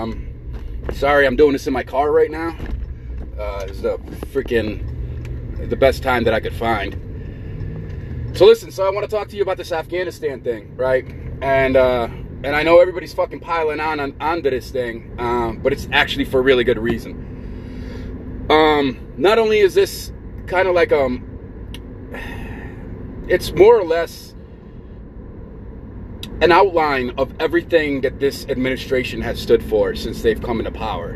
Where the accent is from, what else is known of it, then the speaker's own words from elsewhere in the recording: United States; as American people